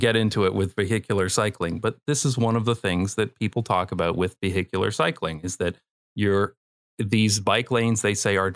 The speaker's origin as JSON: {"language": "English", "town": "London", "region": "Ontario", "country": "Canada", "tie": "born or raised there", "also_born_or_lived": "Toronto, Canada", "moved": "as an adult", "lives_now": "Netherlands", "said": "in my hometown, London, Ontario, which on my channel, I usually call fake London"}